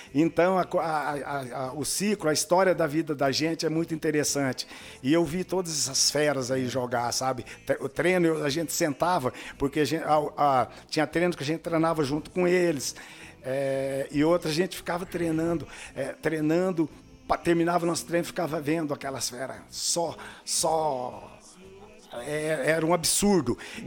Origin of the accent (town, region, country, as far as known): Uberlândia, Minas Gerais, Brazil; moved away as an adult; also born or lived in Dourados; now in União da Vitória, Brazil